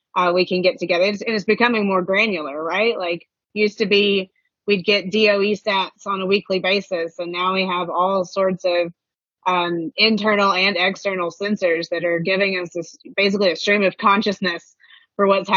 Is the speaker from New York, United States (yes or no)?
no; Western Kentucky, United States; moved away; I'm from Western Kentucky. My entire family is there